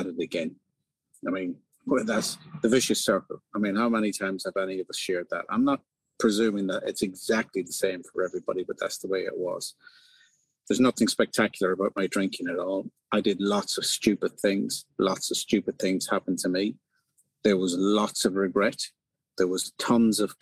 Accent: County Leitrim, Connacht, Ireland; moved away as an adult; also born or lived in East of England; now in England, United Kingdom; I'm from the north of the county, a lovely little village.

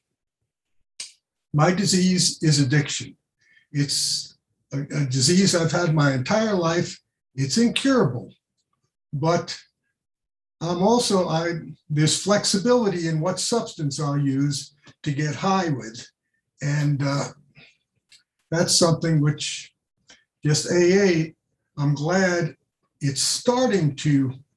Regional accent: New York City, New York, United States; I grew up in New York City

